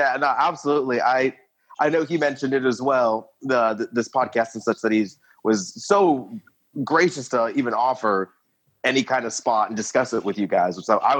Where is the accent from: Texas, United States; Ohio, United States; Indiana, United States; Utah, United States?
Indiana, United States; Lafayette; also born or lived in Florida; now in Indianapolis, United States; I was born in Florida. My mother was in the Navy for 20 years. So I've been all overseas for like most of my childhood. And then born and raised in Lafayette, Indiana, currently residing in Indianapolis, Indiana.